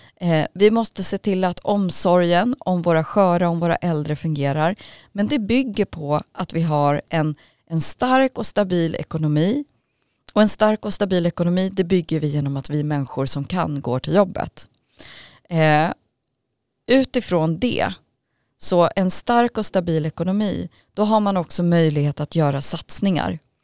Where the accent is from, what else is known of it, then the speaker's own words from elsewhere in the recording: Vallentuna, Stockholm County, Sweden; kom till Sverige som fyraåring med min familj och vi fick då komma till Vallentuna och blev placerade där och så småningom så, så växte vi upp